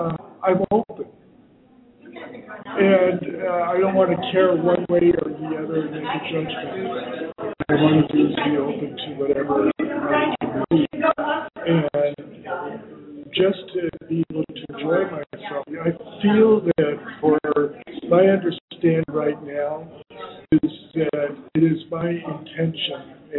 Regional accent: Santa Cruz, California, United States; Santa Cruz, not too far.

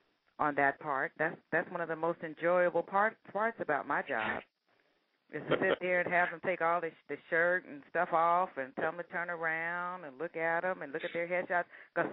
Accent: Ohio, United States; I'm from Ohio.

